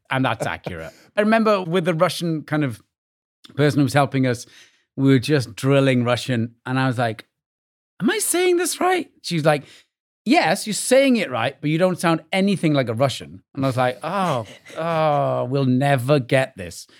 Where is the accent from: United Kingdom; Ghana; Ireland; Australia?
United Kingdom; Wales; moved away as an adult; now in New York, United States; growing up in Wales